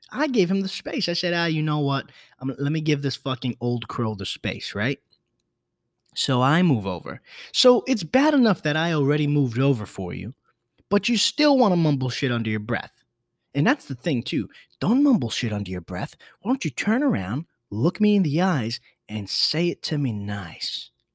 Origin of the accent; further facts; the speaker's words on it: New York City, New York, United States; I was born in the Bronx